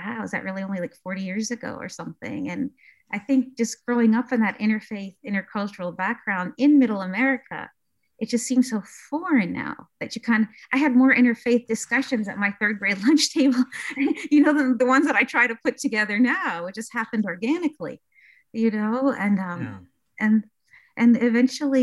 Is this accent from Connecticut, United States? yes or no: no; Pittsburgh, Pennsylvania, United States; also born or lived in Iraq; I actually grew up in Squirrel Hill, Pittsburgh, in Mr. Rogers' neighborhood